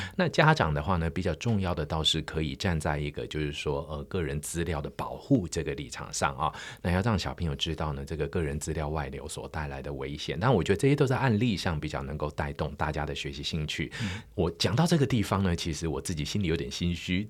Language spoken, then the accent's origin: Chinese; Taiwan; 我们台湾人最引以为傲、最美的风景